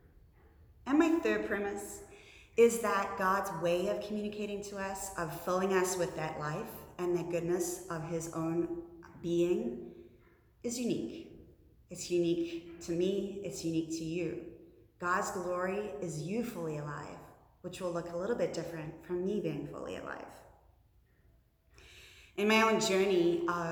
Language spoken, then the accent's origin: English; New Zealand; moved away as an adult; now in United States; in my home country of New Zealand